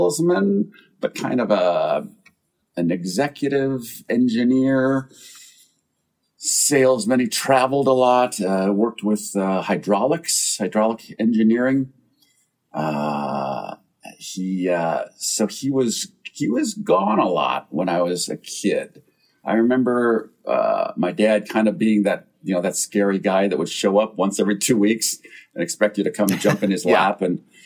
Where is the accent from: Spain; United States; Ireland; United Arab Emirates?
United States; Wisconsin; also born or lived in Dearborn, Michigan; I didn't grow up in Michigan. I grew up in Wisconsin. I was born in Michigan. I was born outside of Detroit